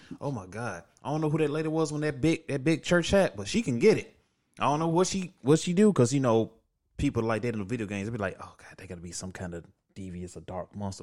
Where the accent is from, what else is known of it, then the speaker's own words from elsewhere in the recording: the South, United States; I'm from the South.